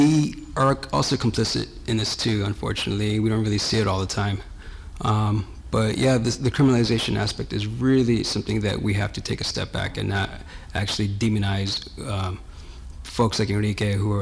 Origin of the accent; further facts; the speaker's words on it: Los Angeles, California, United States; I grew up in Los Angeles and my family's also from El Salvador